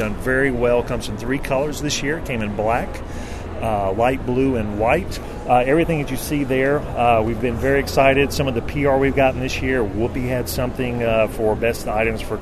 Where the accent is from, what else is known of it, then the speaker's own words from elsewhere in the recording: North Carolina, United States; accent: southern; now in Portland, United States; I'm from North Carolina. Currently live in Portland, Oregon